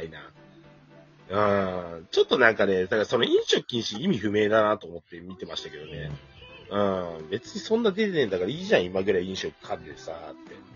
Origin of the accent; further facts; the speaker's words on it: Iruma, Saitama, Japan; 僕の地元のね、埼玉入間